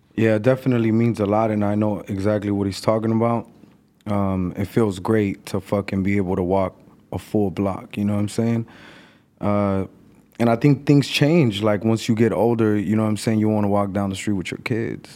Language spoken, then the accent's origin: English; Mexico City, Mexico; now in Los Angeles, United States; I remember being in Mexico and selling newspaper 'cause that's where I was born